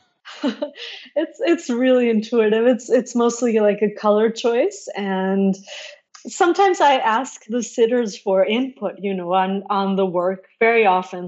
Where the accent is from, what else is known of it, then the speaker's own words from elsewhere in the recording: Mexico City, Mexico; which actually we had in my garden growing up in Mexico City